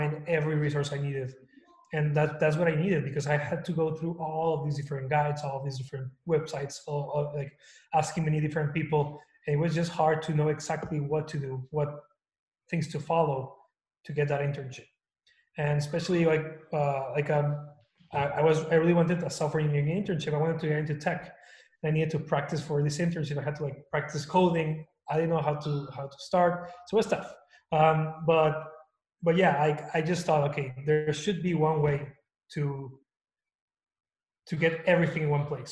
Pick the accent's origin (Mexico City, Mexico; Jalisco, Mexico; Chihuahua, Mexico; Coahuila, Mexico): Coahuila, Mexico; Torreón; moved away as an adult; also born or lived in El Paso, Texas; now in United States; I was born and raised in Mexico in Torreón, Coahuila. I lived there for like 19 years before I moved to the US for college.